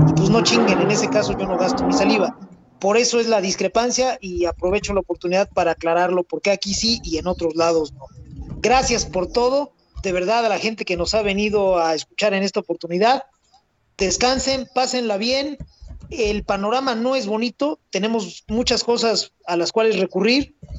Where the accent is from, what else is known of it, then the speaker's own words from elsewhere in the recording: Mexico; yo soy mexicano